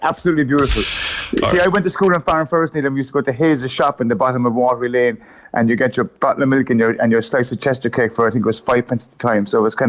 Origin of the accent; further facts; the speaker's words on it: Cork, Munster, Ireland; we're from Cork, and it's a Cork wedding.